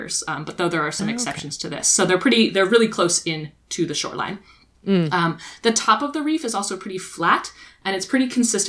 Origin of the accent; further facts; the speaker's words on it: Texas, United States; moved away; I'm originally from Texas